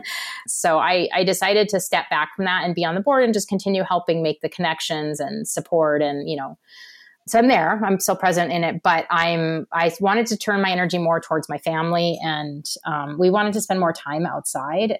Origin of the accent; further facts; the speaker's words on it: Portland, Oregon, United States; I'm from Portland